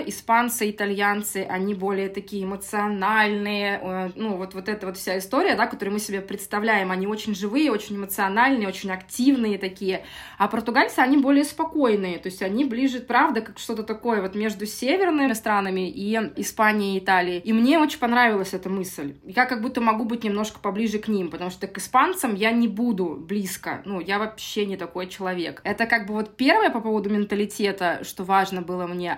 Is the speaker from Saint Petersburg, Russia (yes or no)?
yes; Saint Petersburg, Russia; moved away as an adult; now in Lisbon, Portugal; Я из России, из Санкт-Петербурга. Я в Питере родилась и прожила всю жизнь.